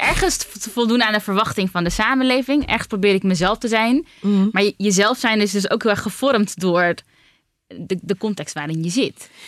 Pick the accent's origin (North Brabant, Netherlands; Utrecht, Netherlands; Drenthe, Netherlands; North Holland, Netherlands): Utrecht, Netherlands; Ik ben geboren en getogen Utrechter